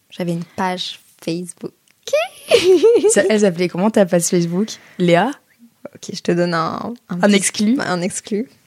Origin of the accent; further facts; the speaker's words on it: Brussels, Brussels-Capital Region, Belgium; j'ai grandi à Bruxelles, mais ma famille vient de Lille. Donc en fait, l'été, j'étais enfant unique et je pouvais pas rester à Bruxelles